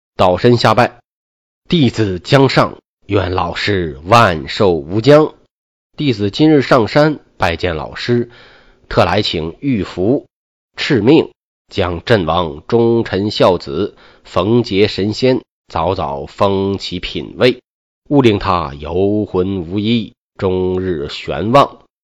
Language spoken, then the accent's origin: Chinese; China; 我们中国